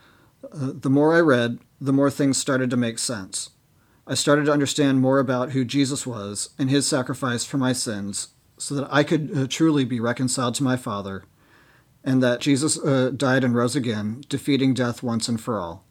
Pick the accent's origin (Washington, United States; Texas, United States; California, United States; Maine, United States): Washington, United States; Seattle; born and raised in Seattle